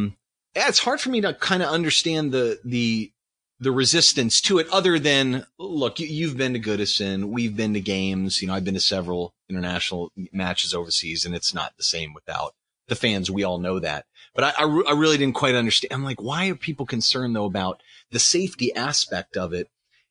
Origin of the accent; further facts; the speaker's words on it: Pittsburgh, Pennsylvania, United States; I grew up in Pittsburgh.